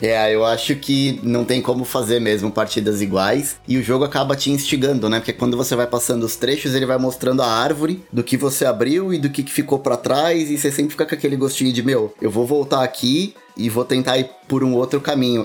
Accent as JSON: {"language": "Portuguese", "country": "Brazil", "said": "eu nunca saí do Brasil"}